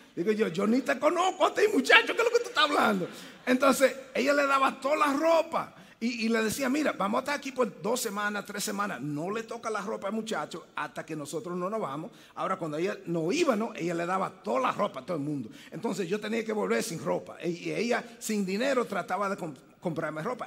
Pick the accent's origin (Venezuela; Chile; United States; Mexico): United States; New York City, New York; also born or lived in Dominican Republic; yo soy el primero de la familia mía nacido en los Estados Unidos. Entonces, yo me crié en Brooklyn.